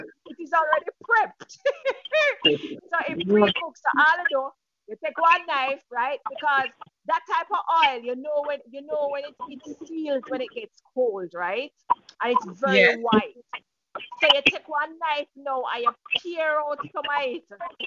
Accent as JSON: {"language": "English", "town": "Frankfield", "region": "Clarendon", "country": "Jamaica", "said": "I'm from Frankfield, Clarendon"}